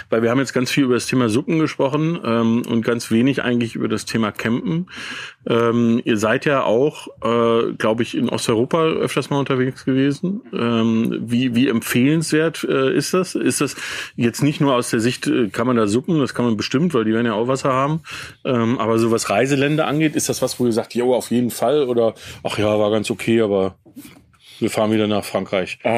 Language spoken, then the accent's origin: German; United States; ich bin als Kind aufgewachsen in den USA und habe ähm, mit meinen Eltern sehr viel campingmäßig war dort unterwegs.